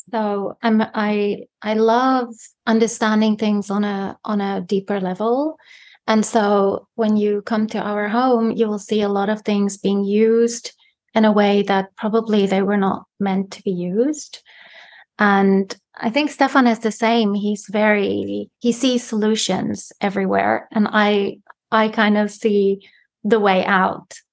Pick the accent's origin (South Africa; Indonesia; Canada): South Africa; moved away; and it's the same for me you know when i go back to south africa i hardly sometimes understand what people are saying because the language actually changed so much in the uh, almost 20 years that I haven't been there.